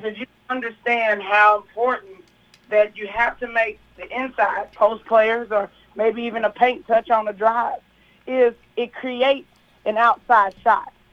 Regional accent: Kentucky, United States; now in Tennessee, United States; I'm from Kentucky

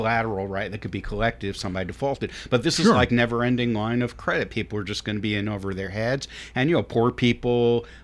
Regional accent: New York, United States; I come from New York

